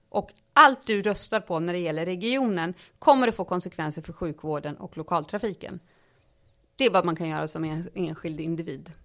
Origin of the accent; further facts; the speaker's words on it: Uppsala, Uppsala County, Sweden; also born or lived in Stockholm; I Uppsala gick jag i skolan och bodde med min mamma och sen var jag hos pappa på helgerna i Stockholm.